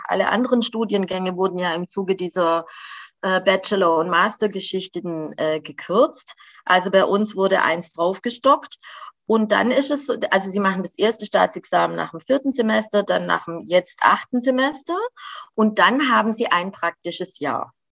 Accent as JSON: {"language": "German", "town": "Göppingen", "region": "Baden-Württemberg", "country": "Germany", "tie": "born or raised there", "also_born_or_lived": "Mexico", "moved": "yes", "said": "in dem Haus, in dem ich aufgewachsen bin, ist ja schon mein Vater groß geworden"}